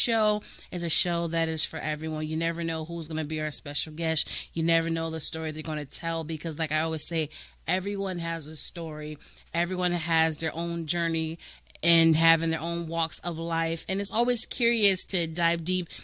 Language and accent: English; Connecticut, United States; now in Florida, United States; I'm originally from Connecticut